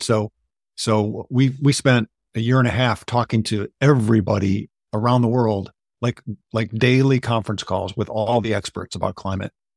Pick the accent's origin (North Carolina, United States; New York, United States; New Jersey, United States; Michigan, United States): Michigan, United States; moved away; when I moved back to Michigan and I realized, and I'm from Michigan, actually